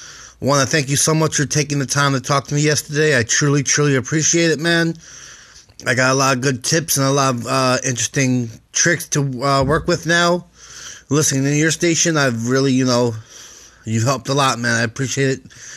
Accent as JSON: {"language": "English", "region": "South Florida", "country": "United States", "said": "I'm from South Florida"}